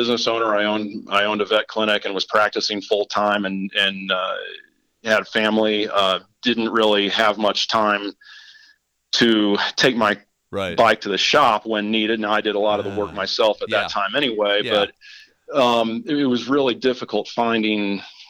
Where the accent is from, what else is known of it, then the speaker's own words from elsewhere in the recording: Kansas City, United States; moved away as an adult; now in Boulder, United States; I grew up in Kansas City